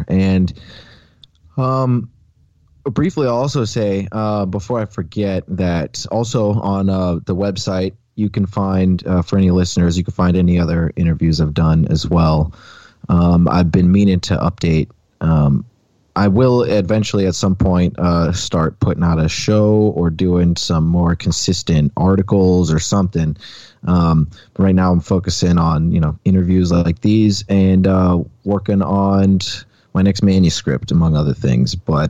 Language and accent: English; Alaska, United States; I grew up outside of Anchorage, like 15 minutes down the highway. And there seems to be so much UFO activity surrounding the Chugach mountain range.